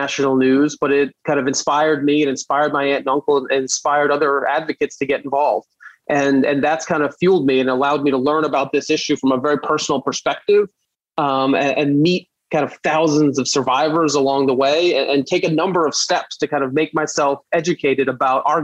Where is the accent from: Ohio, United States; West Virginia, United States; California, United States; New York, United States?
New York, United States; New York City; I grew up in Brooklyn